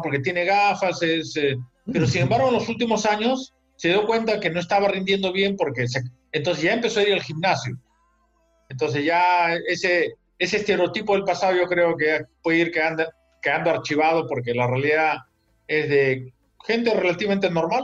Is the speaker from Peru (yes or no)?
yes; Peru; regreso al Perú